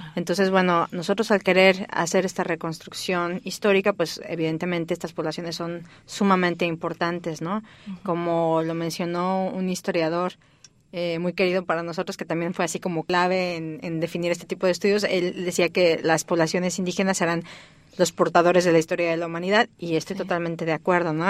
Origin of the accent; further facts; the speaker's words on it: Mexico City, Mexico; moved away as an adult; also born or lived in Barcelona, Spain / New York, United States; now in Stanford, United States; soy originaria de México. Nací en la Ciudad de México hace ya varios años